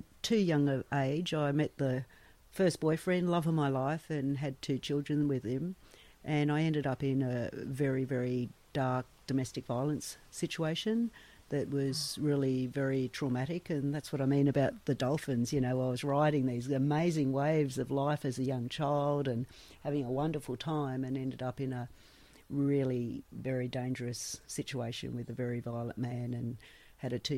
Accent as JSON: {"language": "English", "town": "Sydney", "region": "New South Wales", "country": "Australia", "tie": "born or raised there", "said": "I was born and raised in Sydney"}